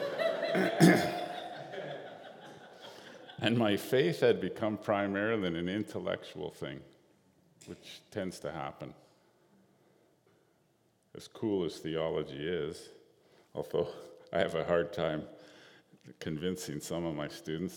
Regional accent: Northern Alberta, Canada; I'm a Cree from Northern Alberta

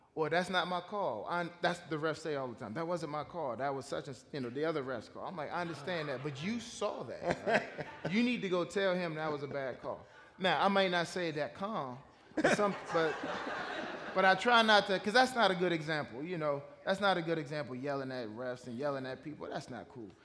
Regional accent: Washington, District of Columbia, United States; I grew up in Washington, D.C. Okay. Um, I grew up there uh, in the D.C. area, uh, right outside of Washington, D.C. I was born there

